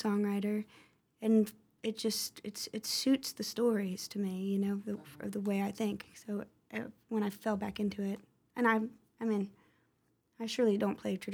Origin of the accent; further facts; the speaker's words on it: Shreveport, Louisiana, United States; moved away; I'm originally from Shreveport